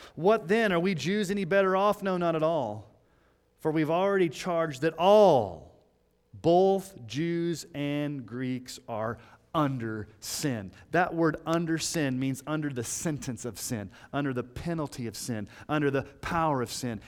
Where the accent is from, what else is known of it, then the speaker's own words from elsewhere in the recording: Colorado Springs, Colorado, United States; When I was growing up in Colorado Springs